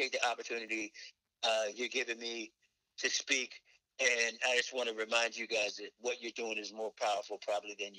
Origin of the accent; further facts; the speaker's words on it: Newport News, Virginia, United States; moved away; We grew up in Newport News